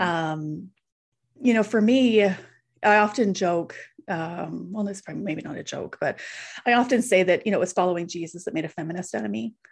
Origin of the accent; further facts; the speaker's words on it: Canadian Prairies, Canada; I'm a Canadian Prairie kid.